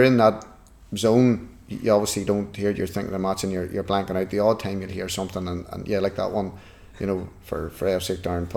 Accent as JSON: {"language": "English", "town": "Newry", "region": "Northern Ireland", "country": "United Kingdom", "said": "I'm from Newry"}